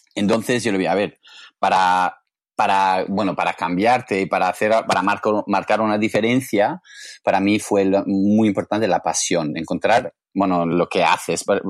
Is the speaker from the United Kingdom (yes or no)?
yes; England, United Kingdom; Spanish is a second language; moved away as an adult; now in Barcelona, Spain; yo vengo de Inglaterra